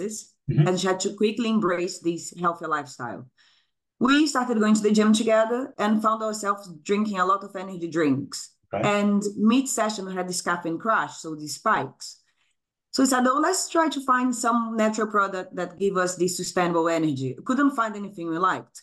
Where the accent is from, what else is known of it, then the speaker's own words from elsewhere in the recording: Brazil; moved away as an adult; now in Brighton, United Kingdom; I'm originally from Brazil. I came to the UK 17 years ago